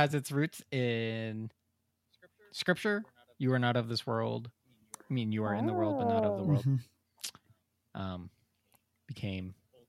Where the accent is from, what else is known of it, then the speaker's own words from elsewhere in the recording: United States; I am an American